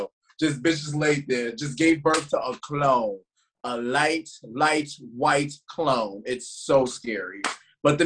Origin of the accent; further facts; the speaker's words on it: New York City, New York, United States; I was born and raised in the hood. I'm from East Harlem, if y'all didn't know that. I'm from Spanish Harlem